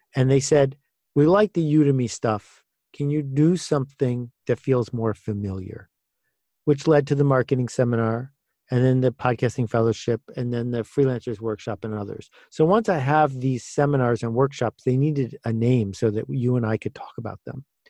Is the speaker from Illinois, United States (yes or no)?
no; Buffalo, New York, United States; I grew up in a town called Buffalo, which people think is near New York, but it's actually near Chicago, at least culturally